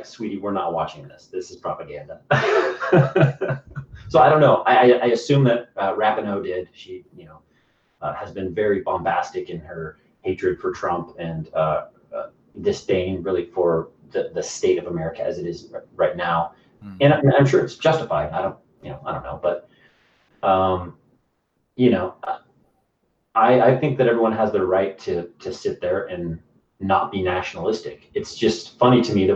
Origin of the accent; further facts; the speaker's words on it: United States; I'm an American